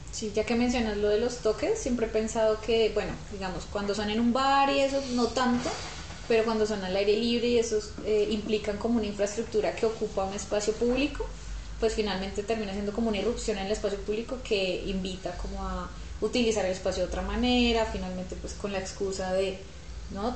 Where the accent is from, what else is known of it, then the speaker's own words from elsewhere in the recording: Armenia, Quindío, Colombia; now in Bogotá, Colombia; yo soy de Armenia, pero en Bogotá siempre he vivido en Chapinero